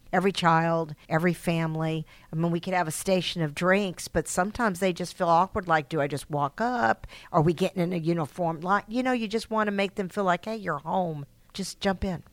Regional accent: Texas, United States; moved away as an adult; I am from Texas, so I'm another Texan

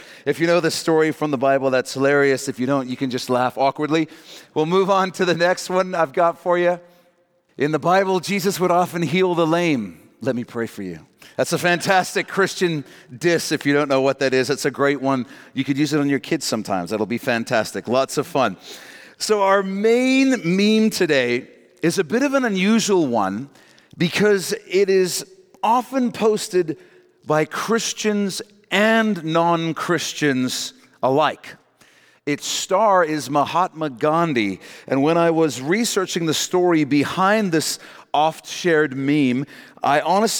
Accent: South Africa; I grew up in that in South Africa, actually.

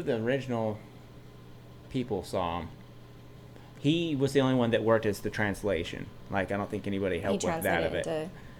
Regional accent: Utah, United States; we grew up in Utah County where it was, you know, at the time, you know, I was young, it was at least 75% Mormon.

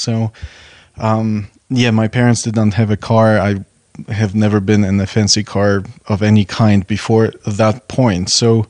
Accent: Poland; now in United States; I come from a very small town in Poland, and arriving in the United States was a complete cultural shock.

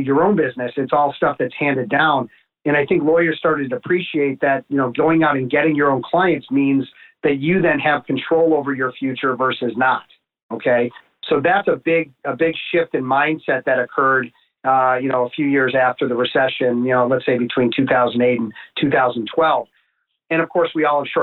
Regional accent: Chicago, Illinois, United States; I grew up in the North Shore of Chicago

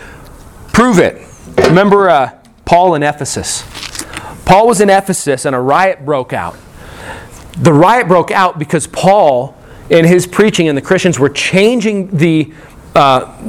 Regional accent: Colorado, United States; moved away as an adult; also born or lived in California; when I was a kid growing up in Colorado

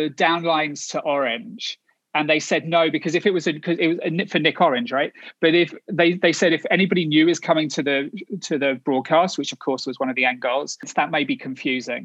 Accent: Kent, South East England, United Kingdom; moved away as an adult; now in United States; So I'm from Kent, which is the largest county, but obviously it's England, so it's still pretty small. Southeast of London, about an hour outside of London.

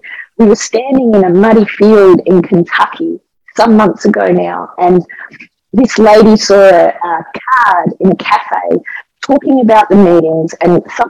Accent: Australia; as I would say as an Aussie, you know, it felt like a koala bear clinging to me.

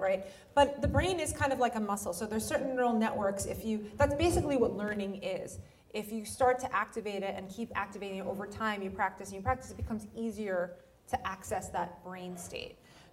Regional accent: New York, United States; also born or lived in United Kingdom; I'm a New Yorker. Like, I come from the Northeast

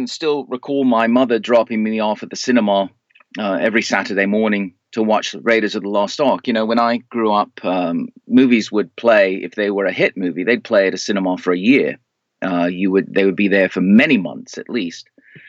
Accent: Canada; born there; also born or lived in United States / United Kingdom; Well, I was born in Canada, but I spent a great deal of my life in the U.S. and the United Kingdom.

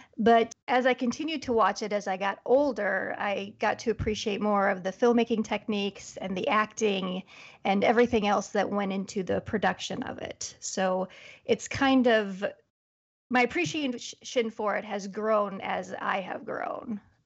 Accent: Iowa, United States; I'm from Iowa, born and raised, Midwest gal

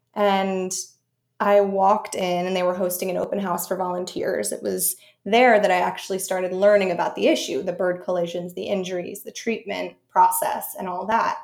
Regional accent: Connecticut, United States; moved away as an adult; also born or lived in Syracuse; now in New York, United States; as a kid, I grew up in Connecticut in the, in the, backwoods

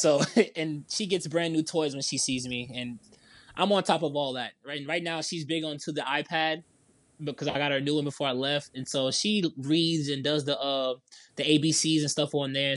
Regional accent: New Orleans, Louisiana, United States; we're from New Orleans

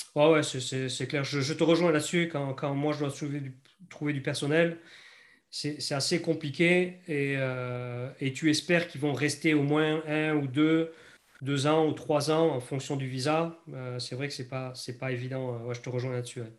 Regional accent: France; accent: French; moved away as an adult; now in New Zealand; l'accent français, je l'ai tout de suite. Tu, tu, presque, tu me vois, tu sais que je suis français

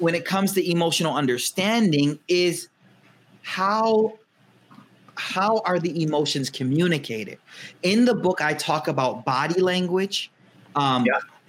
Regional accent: United States; I'm American raised

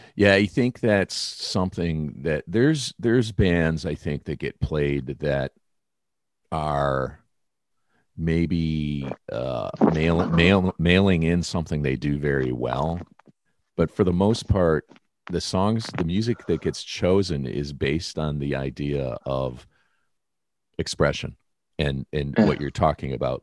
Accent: Detroit, Michigan, United States; moved away; being a kid growing up in Detroit

